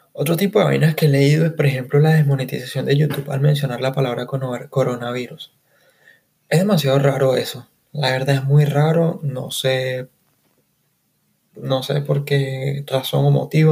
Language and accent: Spanish; Caracas, Capital District, Venezuela; soy de Caracas, Venezuela